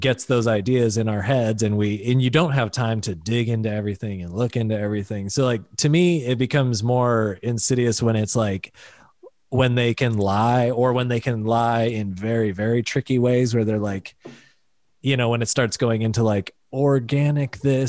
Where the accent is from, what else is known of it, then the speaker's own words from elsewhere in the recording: Pennsylvania, United States; Like, no, we got you. We're from Pennsylvania.